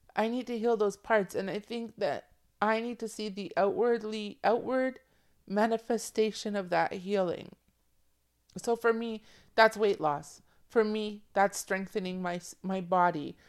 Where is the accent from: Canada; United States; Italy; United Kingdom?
Canada; Toronto, Ontario; I'm from Toronto. You co, we come from a city that, like, is multicultural